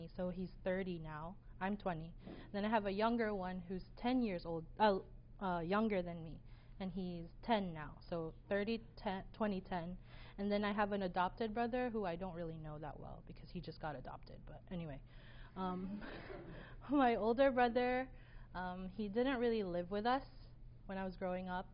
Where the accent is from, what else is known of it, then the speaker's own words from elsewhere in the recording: Philippines; I was born and raised in the Philippines